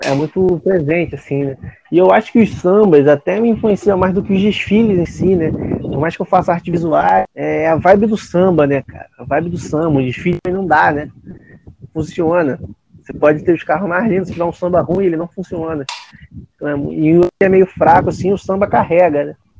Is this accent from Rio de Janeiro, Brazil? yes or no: yes; Praia da Vila, Rio de Janeiro, Brazil; eu sou da Praia da Vila